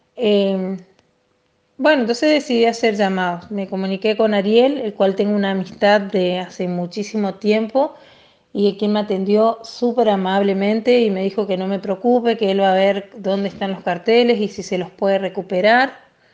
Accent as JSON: {"language": "Spanish", "town": "Machagai", "region": "Chaco", "country": "Argentina", "tie": "born or raised there", "said": "Yo también me crié a en Machagay y compartí todo el secundario con él"}